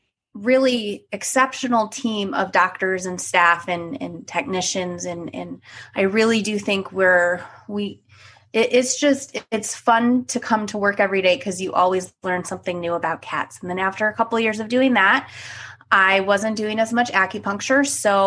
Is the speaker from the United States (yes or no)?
yes; Cleveland, Ohio, United States; So yes, I'm originally from Cleveland. I went to the Ohio State University for undergrad and vet school.